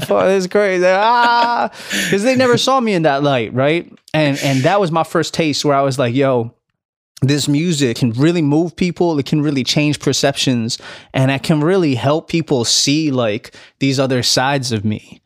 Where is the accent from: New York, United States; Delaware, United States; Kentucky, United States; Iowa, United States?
Delaware, United States; moved away as an adult; also born or lived in Highland Park, Illinois / Los Angeles, California; Grew up in Delaware, though. I spent my most formative years from, from, like, six to eighteen